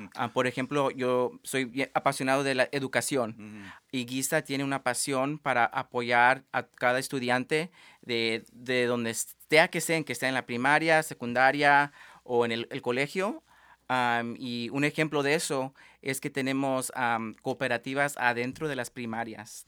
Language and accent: Spanish; Tri-Cities, Washington, United States; moved away as an adult; now in Seattle, United States; nací aquí en Tri-Cities, en el este de, Washington